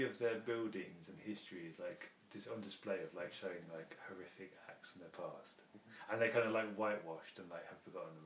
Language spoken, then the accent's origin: English; United Kingdom; as a Brit